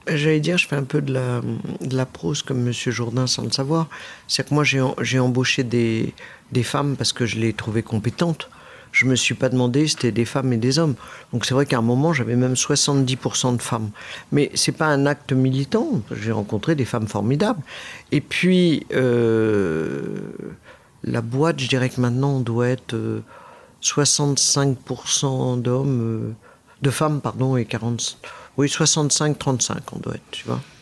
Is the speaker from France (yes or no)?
yes; France; Je suis né euh, en France